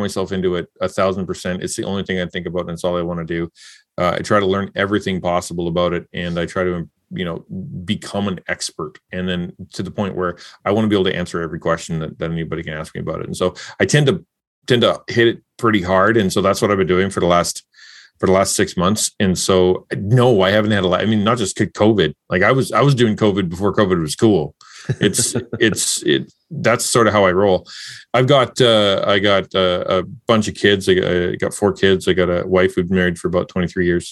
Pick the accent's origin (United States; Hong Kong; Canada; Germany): Canada; I'm a Canadian